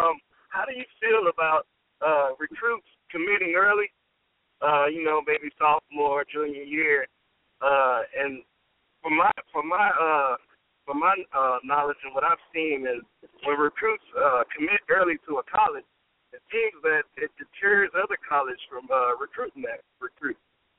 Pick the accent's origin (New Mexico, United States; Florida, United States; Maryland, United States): Florida, United States; Miami; now in Houston, United States; I'm originally from Miami, Florida